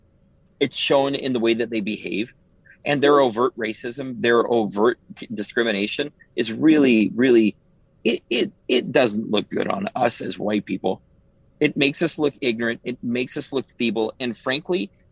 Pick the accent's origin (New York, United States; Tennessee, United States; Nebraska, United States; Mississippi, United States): Nebraska, United States; Omaha; also born or lived in Canada; I grew up in North Omaha, 27th and Ellison